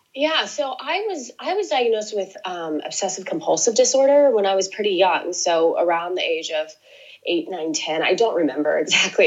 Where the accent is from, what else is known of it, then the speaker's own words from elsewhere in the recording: Lake Oswego, Oregon, United States; I grew up outside of Portland, Oregon